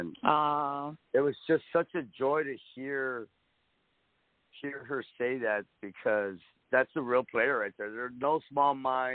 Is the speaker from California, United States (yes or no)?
no; South Texas, United States; I'm from South Texas.